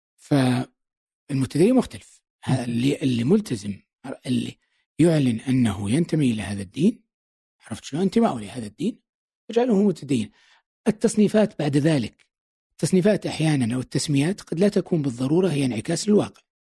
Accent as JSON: {"language": "Arabic", "country": "Saudi Arabia", "moved": "as an adult", "lives_now": "United Arab Emirates", "said": "نحن كسعوديين"}